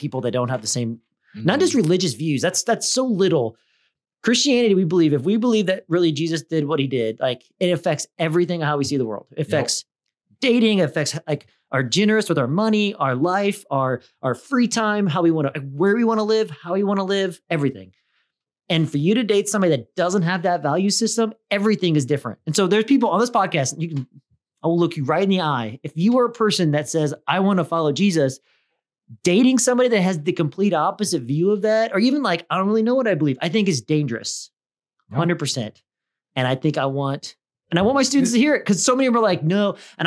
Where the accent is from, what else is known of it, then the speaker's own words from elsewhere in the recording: Midwest, United States; I'm from the Midwest.